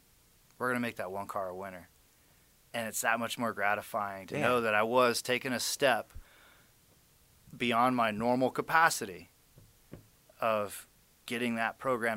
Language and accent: English; Las Vegas, Nevada, United States; my hometown of Las Vegas